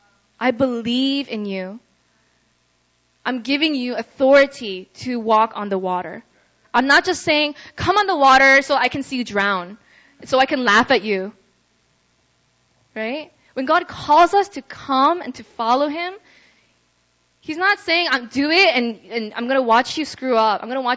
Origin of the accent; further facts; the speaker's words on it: Russia; so growing up in Russia, I had a lot of friends that came in and out of my life